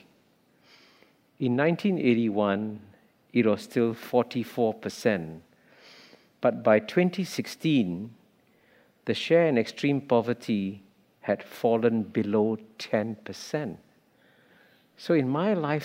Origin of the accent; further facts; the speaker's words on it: Singapore; When I grew up in Singapore as a child